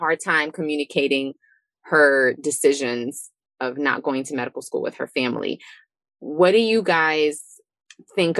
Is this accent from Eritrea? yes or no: yes; Eritrea; I'm from Eritrea